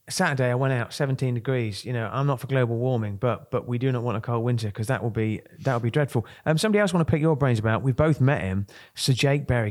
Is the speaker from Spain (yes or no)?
no; Kent, South East England, United Kingdom; I'm from Kent.